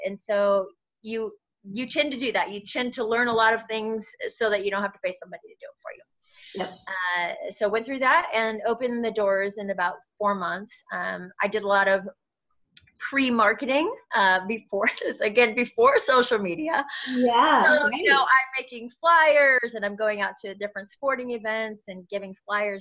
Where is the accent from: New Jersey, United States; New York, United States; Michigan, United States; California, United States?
California, United States; Sacramento; in Northern California, in Sacramento. Nice. That's where I'm originally from